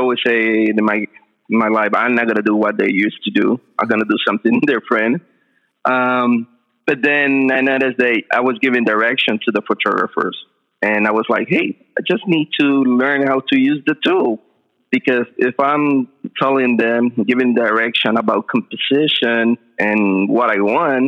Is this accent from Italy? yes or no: no; Puerto Rico; English is a second language; moved away as an adult; now in San Jose, United States; I'm from Puerto Rico. I studied in the Escuela de Artes Plásticas, where I did my bachelor's degree